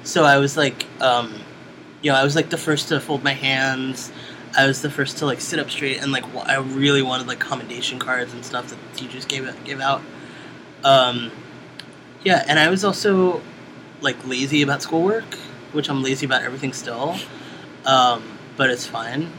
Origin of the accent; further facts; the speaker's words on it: New York City, New York, United States; I was born in Brooklyn, New York